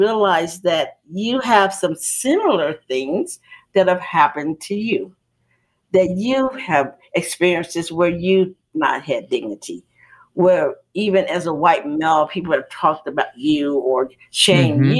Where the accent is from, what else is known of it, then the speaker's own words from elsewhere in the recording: Chicago, Illinois, United States; I was raised in the Cabrini Green Projects